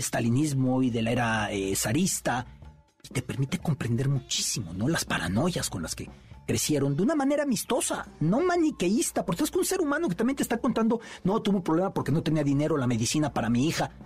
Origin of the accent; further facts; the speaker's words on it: Mexico; De México.